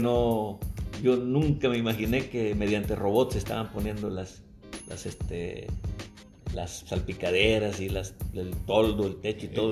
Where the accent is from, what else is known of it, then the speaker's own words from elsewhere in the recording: Veracruz, Mexico; Me dice, ¿dónde eres? Le digo, Veracruz